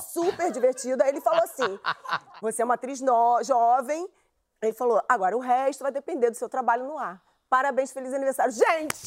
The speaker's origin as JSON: {"language": "Portuguese", "region": "Rio de Janeiro", "country": "Brazil", "said": "eu sou do Lins de Vasconcelos. Eu ainda moro lá"}